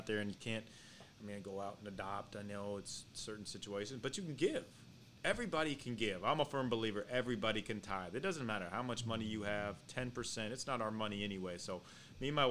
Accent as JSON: {"language": "English", "region": "Iowa", "country": "United States", "moved": "yes", "lives_now": "Los Angeles, United States", "said": "I'm from Iowa"}